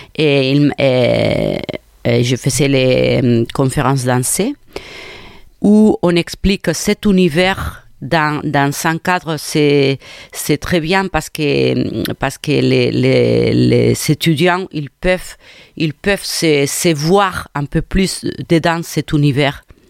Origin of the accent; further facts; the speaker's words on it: Cornellà de Llobregat, Catalonia, Spain; French is a second language; also born or lived in Nantes, France; now in Montpellier, France; Je suis euh, de Barcelone, de un quartier, on peut dire, bon, une ville de Cornellà